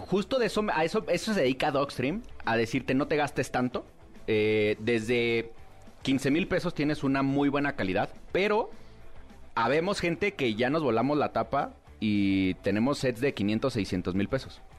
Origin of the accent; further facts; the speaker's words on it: Mexico; como mexicanos, nunca falta el albur